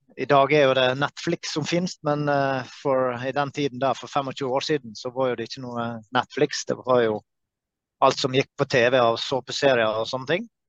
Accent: Norway; fra Norge

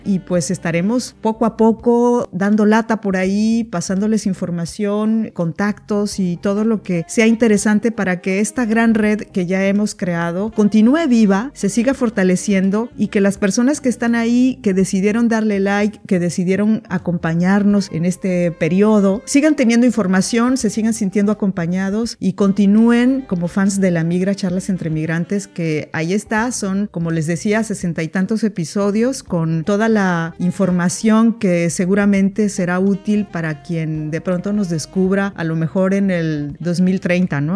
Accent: Mexico; now in France; mis experiencias como migrante en un país como Francia, como migrante mexicana

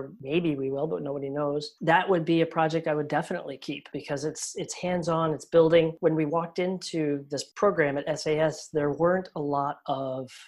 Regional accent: Colorado, United States; moved away; I grew up in Colorado, about 25, 30 minutes from Spark Fun.

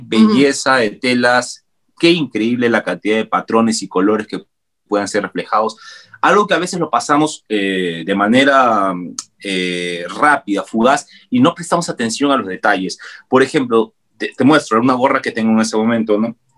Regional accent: Peru; nosotros ya hemos visto como peruanos los tejidos andinos

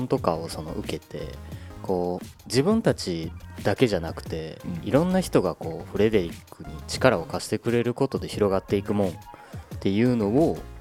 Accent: Kansai, Japan; moved away as an adult; now in Tokyo, Japan; 地元関西からさあのまあ、東京に出てきて

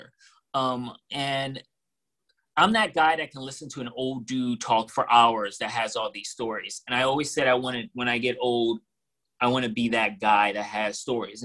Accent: New York City, New York, United States; moved away as an adult; now in North Carolina, United States; I'm a New Yorker from the city

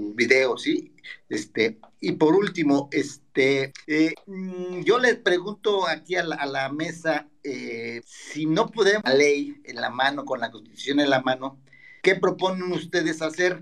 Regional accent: Chilpancingo, Guerrero, Mexico; soy de, soy de Chilpancingo

